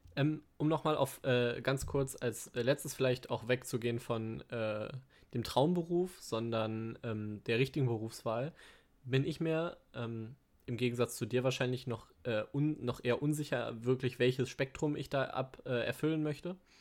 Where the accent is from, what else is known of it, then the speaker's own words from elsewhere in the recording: Ruhr area, North Rhine-Westphalia, Germany; meine frühen Lebensjahre so viel im Ruhrgebiet